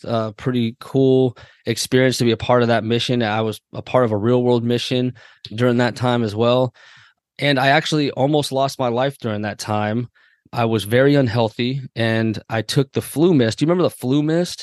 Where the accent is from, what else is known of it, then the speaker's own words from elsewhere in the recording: Waldorf, Maryland, United States; also born or lived in Andrews Air Force Base, Maryland; I grew up in Waldorf, Maryland primarily, lived a little bit on Andrews